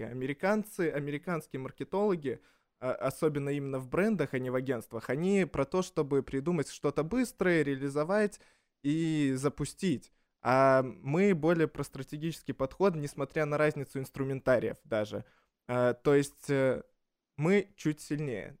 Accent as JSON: {"language": "Russian", "region": "Minsk", "country": "Belarus", "moved": "yes", "lives_now": "Russia", "said": "я из Минска"}